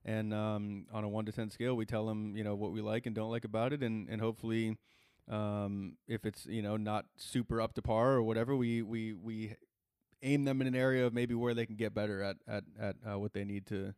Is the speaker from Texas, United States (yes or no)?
yes; Texas, United States; so I already little brownie points with me as a Texan.